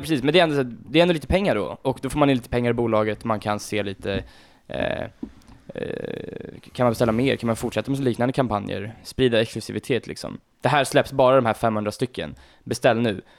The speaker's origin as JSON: {"language": "Swedish", "town": "Nynäshamn", "country": "Sweden", "said": "jag bor ju inte riktigt i Nynäs där jag kommer från"}